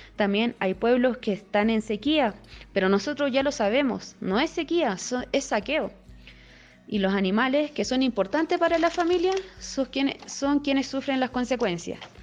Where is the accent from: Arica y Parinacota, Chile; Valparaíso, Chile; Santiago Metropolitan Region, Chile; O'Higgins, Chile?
Arica y Parinacota, Chile; Putre; soy del pueblo de Putre, ubicado en la 15 región de Arica y Perinacota, en el altiplano.